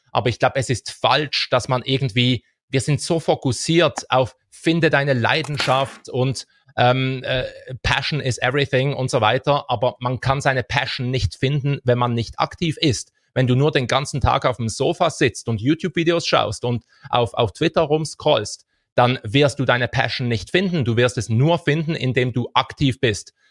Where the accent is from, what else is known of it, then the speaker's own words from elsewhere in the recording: Switzerland; wir haben das riesige Glück, als Schweizer